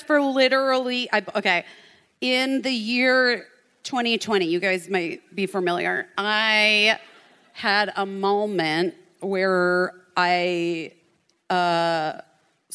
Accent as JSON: {"language": "English", "region": "Arizona", "country": "United States", "tie": "born or raised there", "said": "I grew up in Arizona"}